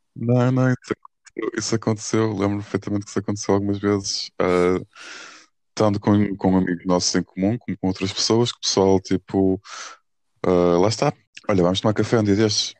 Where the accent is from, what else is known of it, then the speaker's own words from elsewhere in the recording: Porto, Norte, Portugal; moved away as an adult; now in Lisbon, Portugal; sou do Porto